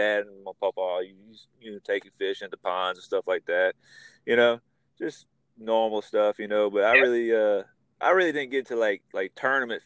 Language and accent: English; Gonzales, Louisiana, United States; I'm from Gonzales, Louisiana